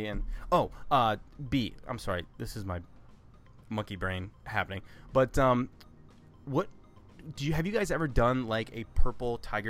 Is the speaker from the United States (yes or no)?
yes; Ohio, United States; also born or lived in North Carolina / Seattle; I was born in North Carolina. My family, I was born on a military base down there. And then family moved to Ohio. I was here for a while. And then I moved to Seattle and lived there for about a year.